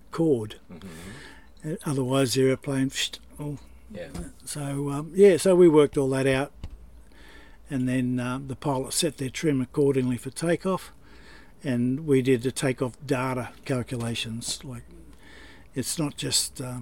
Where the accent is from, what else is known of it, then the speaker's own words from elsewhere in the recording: Sydney, New South Wales, Australia; I was born in Sydney and raised